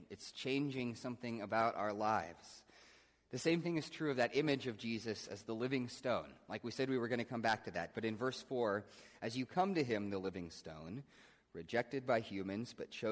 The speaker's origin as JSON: {"language": "English", "region": "Midwest", "country": "United States", "tie": "born or raised there", "said": "I'm a Christian. I, I grew up in the Midwest and go to church sometimes and, you know, went to Sunday school some"}